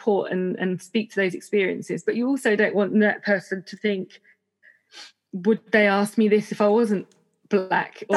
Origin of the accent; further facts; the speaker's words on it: United Kingdom; I was born here